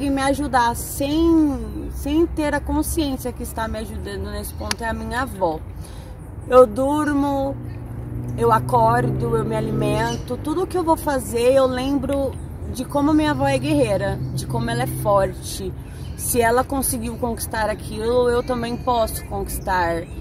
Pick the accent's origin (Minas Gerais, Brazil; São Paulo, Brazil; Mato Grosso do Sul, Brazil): São Paulo, Brazil; now in São José do Rio Preto, Brazil; moro em São José do Rio Preto hoje, mas sou da capital de São Paulo